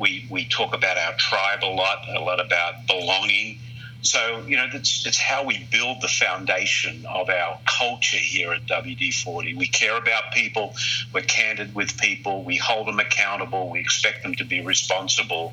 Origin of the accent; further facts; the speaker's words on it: Australia; moved away as an adult; I was very fortunate as I was growing up in Australia.